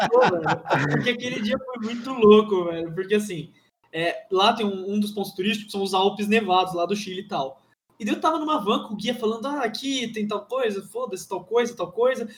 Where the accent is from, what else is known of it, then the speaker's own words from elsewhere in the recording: Campinas, São Paulo, Brazil; eu sou, sou de Campinas